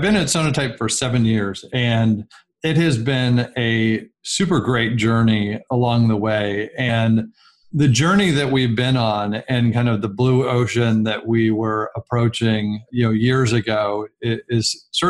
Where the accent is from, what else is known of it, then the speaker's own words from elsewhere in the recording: California, United States; I'm actually a Silicon kid. So I grew up in Silicon Valley with Apple and other companies just down the street from me growing up.